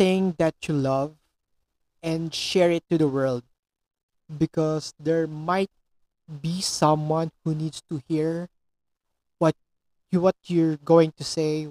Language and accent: English; Philippines; I'm a Filipino